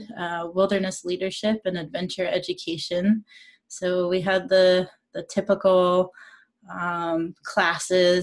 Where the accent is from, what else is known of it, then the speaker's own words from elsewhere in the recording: Maine, United States; I grew up in Maine